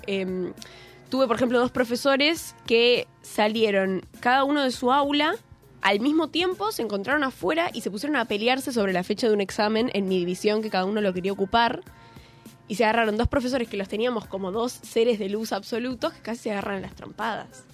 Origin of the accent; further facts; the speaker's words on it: Buenos Aires, Argentina; Yo soy del barrio de San Telmo. Y orgullosa.